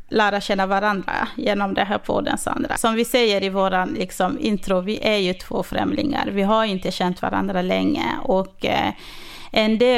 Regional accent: Örnsköldsvik, Västernorrland County, Sweden; now in Västerås, Sweden; jag är uppvuxen i Övik och eh, bor idag i Västerås.

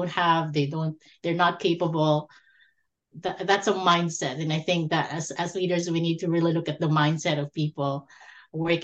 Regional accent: Philippines; moved away as an adult; now in Canada; I was born and raised in the Philippines

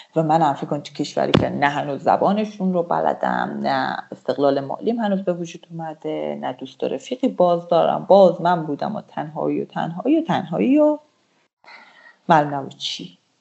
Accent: Iran; moved away as an adult; now in Turkey

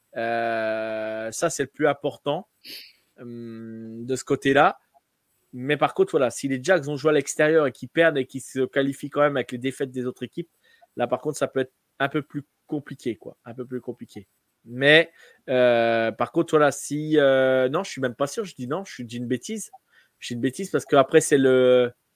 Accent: France; Nous, en tant que Français

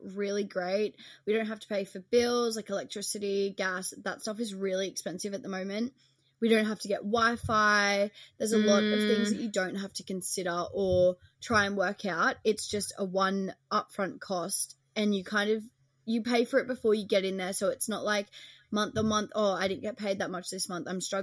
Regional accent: Australia; moved away as an adult; now in London, United Kingdom; we are Australian

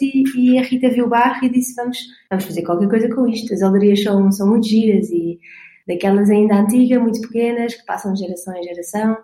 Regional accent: Portugal; eu sou portuguesa

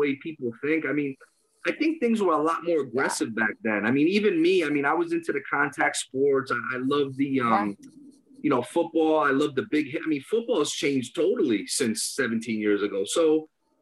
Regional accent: Danbury, Connecticut, United States; I'm not from Queens. I'm from Danbury

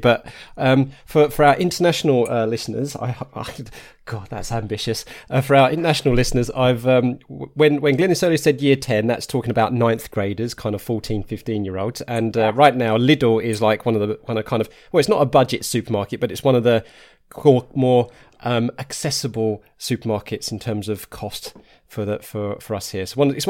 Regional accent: Harlow, East of England, United Kingdom; but I grew up in Arlow in Essex

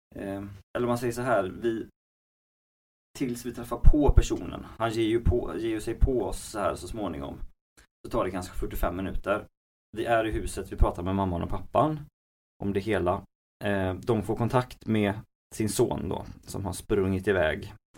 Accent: Gothenburg, Västra Götaland, Sweden; jag är född i Göteborg och har bott i Göteborg hela mitt liv

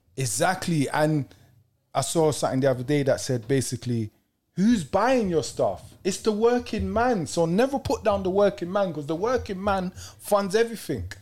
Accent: Kennington, London, United Kingdom; The ends I'm from Kenneton

